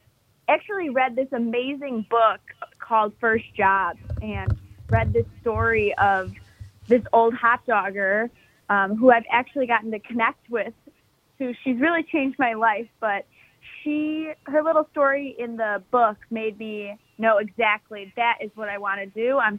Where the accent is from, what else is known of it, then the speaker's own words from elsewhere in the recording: Midwest, United States; I grew up in the Midwest and remember everyone talking about the Wienermobile.